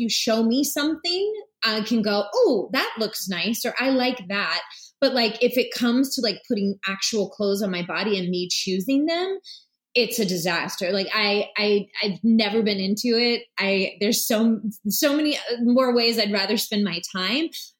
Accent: Blackshear, Georgia, United States; moved away; I was born in Blackshear, Georgia, and, it's a really small town about 40 minutes north of the Florida line, real country, real South. Everybody knows everyone.

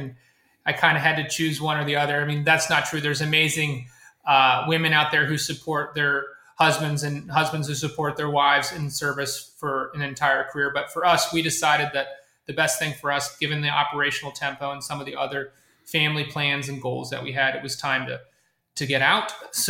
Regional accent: Kansas, United States; I'm a Kansas-born, corn-fed Midwestern guy. I grew up here in the Midwest.

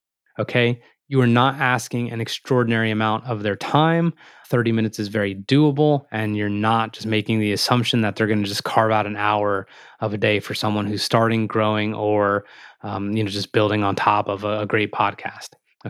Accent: Morristown, New Jersey, United States; meaning we're both from Morristown, New Jersey. We both played football at Randolph and we both went to Florida State

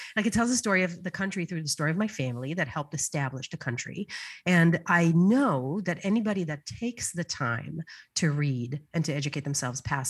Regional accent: Israel; moved away as an adult; now in United States; So I was born and raised in Israel, and I moved to the States in my early teens, 20s

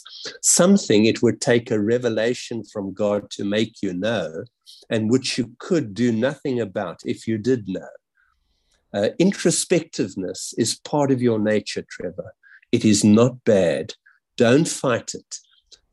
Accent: South Africa; growing up in South Africa and really feeling the weight from a very young age

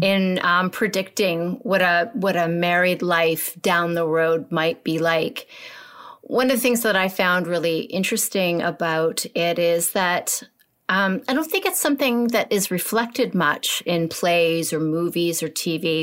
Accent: Canada; we're Canadian.

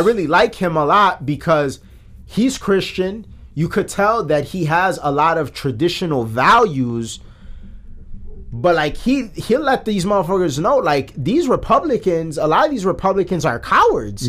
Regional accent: Chicago, Illinois, United States; we're from Chicago, a liberal city

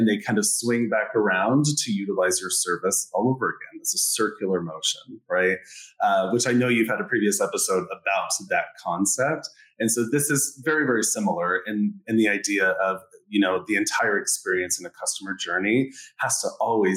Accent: Colorado, United States; moved away as an adult; also born or lived in New York City; now in Tampa, United States; I'm originally from Colorado

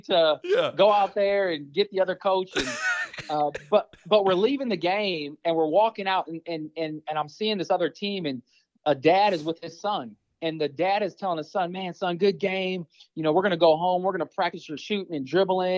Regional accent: Omaha, Nebraska, United States; growing up in North Omaha

